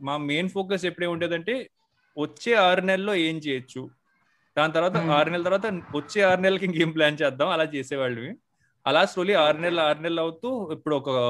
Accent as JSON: {"language": "Telugu", "town": "Kakinada", "region": "Andhra Pradesh", "country": "India", "tie": "born or raised there", "said": "నేను మా ఫ్యామిలీ అంతా కాకినాడలో ఉండేవారు నేను కాకినాడలోనే పుట్టాను అక్కడ పెరిగాను"}